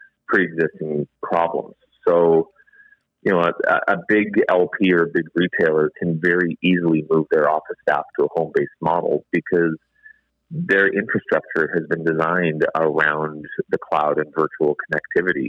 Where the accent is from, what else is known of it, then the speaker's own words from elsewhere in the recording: Canada; It's just ingrained in who we are as Canadians.